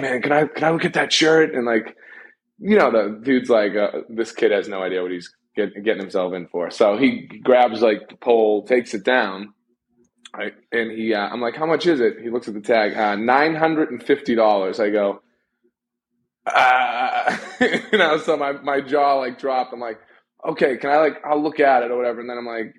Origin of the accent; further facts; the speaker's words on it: Boston, Massachusetts, United States; I'm from Boston, but it's definitely a New Englander